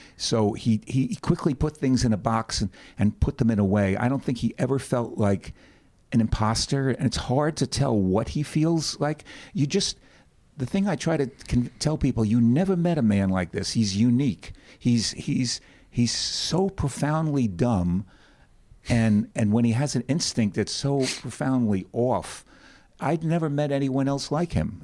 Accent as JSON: {"language": "English", "town": "New York City", "region": "New York", "country": "United States", "said": "I was from the Bronx"}